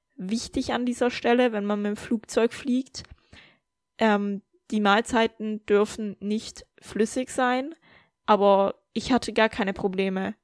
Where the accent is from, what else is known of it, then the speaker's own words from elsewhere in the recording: Germany; moved away; in Deutschland in meinem Heimatland